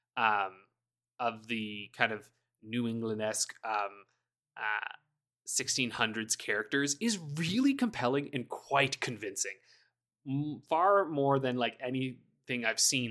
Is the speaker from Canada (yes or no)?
yes; Canada; I'm Canadian